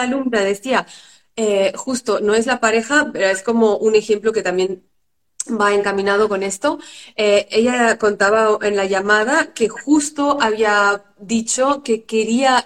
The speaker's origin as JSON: {"language": "Spanish", "country": "France", "tie": "born or raised there", "said": "yo vengo de una familia de padres inmigrantes que los dos huyeron de dictadura, mi madre de Grecia y mi padre de Haití y nací en Francia."}